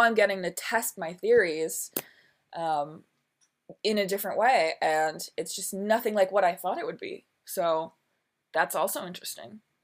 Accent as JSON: {"language": "English", "town": "Milwaukee", "region": "Wisconsin", "country": "United States", "tie": "born or raised there", "also_born_or_lived": "New York City", "moved": "yes", "said": "I am from Milwaukee, Wisconsin, born and raised"}